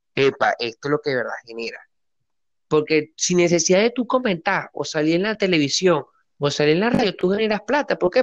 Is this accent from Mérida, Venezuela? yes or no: no; Barquisimeto, Lara, Venezuela; en Barquisimeto, de donde soy oriundo